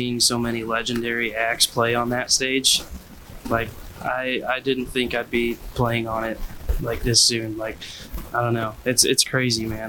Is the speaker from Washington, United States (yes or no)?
no; Morton, Illinois, United States; grew up in Morton, Illinois, went to Morton High School